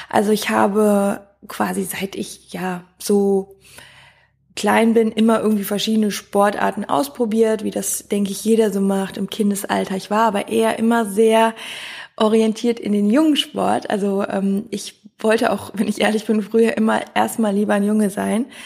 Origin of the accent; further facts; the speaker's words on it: Wiehl, North Rhine-Westphalia, Germany; habe auch in Köln gewohnt, aber meine Fußballmannschaft war noch in Wiel, da wo ich herkomme